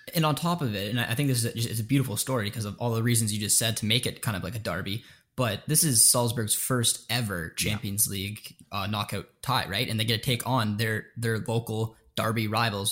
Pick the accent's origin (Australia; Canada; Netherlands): Canada; We're both Canadian